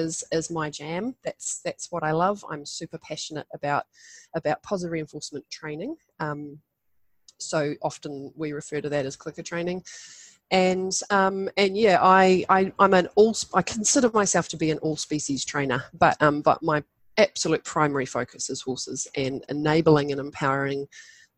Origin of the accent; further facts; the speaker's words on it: New Zealand; I was running wild around the bush in the and the beach, as many Kiwi kids